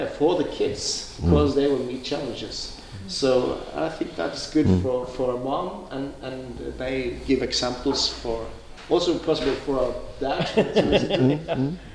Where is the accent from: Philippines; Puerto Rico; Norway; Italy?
Norway